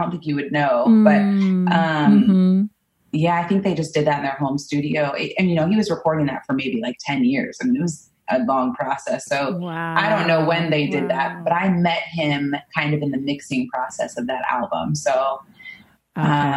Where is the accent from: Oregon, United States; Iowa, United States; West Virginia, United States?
Oregon, United States; Portland; I'm from Portland, Oregon, and I grew up here